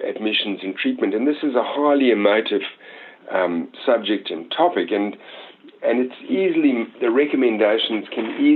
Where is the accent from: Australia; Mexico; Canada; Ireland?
Australia; we as an Australian community